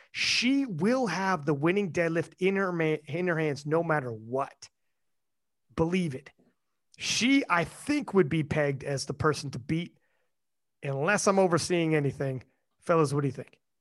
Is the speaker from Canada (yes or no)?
yes; Canada; I'm Canadian